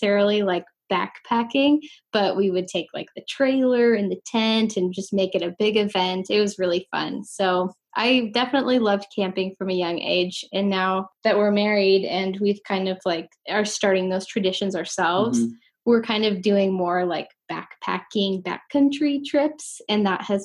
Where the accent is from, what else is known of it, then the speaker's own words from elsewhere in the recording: Spokane, Washington, United States; also born or lived in Seattle; I grew up here in Spokane, Washington